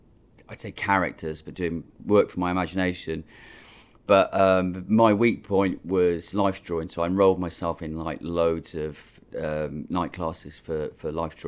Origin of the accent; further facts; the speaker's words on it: Cardiff, Wales, United Kingdom; moved away; Yeah, Cardiff. Cardiff's my hometown.